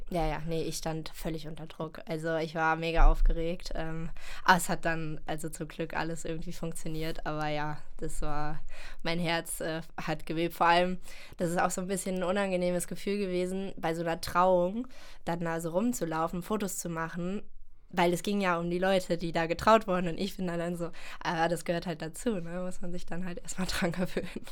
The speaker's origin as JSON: {"language": "German", "country": "Germany", "moved": "yes", "lives_now": "Cologne, Germany", "said": "ich komme aus der Eifel ursprünglich"}